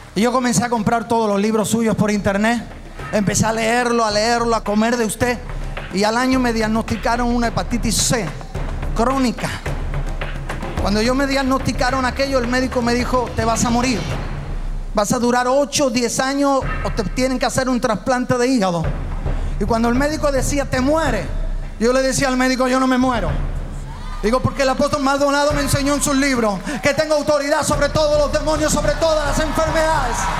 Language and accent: Spanish; Málaga, Andalusia, Spain; yo soy de España, eh, soy pastor allí del sur de España, de Málaga